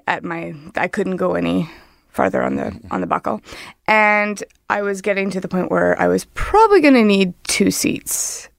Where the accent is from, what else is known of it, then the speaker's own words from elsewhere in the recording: Winnipeg, Manitoba, Canada; moved away as an adult; also born or lived in Ontario; Home is Winnipeg, born and raised in Winnipeg.